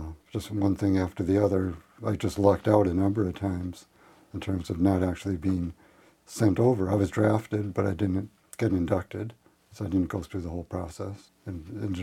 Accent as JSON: {"language": "English", "region": "Western Massachusetts", "country": "United States", "tie": "born or raised there", "also_born_or_lived": "Springfield, Massachusetts / Holyoke, Massachusetts / Amherst, Massachusetts", "moved": "as an adult", "lives_now": "Port Townsend, United States", "said": "I grew up in Western Massachusetts, Springfield, and then Holyoke, and then Amherst. So I spent all the first probably 25 years of my life was in that area"}